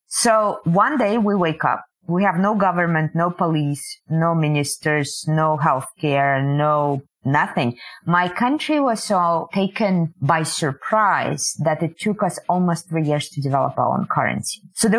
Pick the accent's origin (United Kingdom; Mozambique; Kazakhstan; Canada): Kazakhstan; born there; I was born in the Soviet Union, the part of the Soviet Union that is now called Kazakhstan.